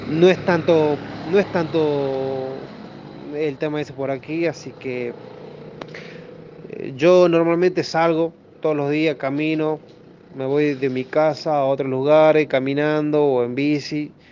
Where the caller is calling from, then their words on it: Cafayate, Salta, Argentina; Hola, soy …, de Cafayate, provincia de Salta, Argentina, uno de los lugares más turísticos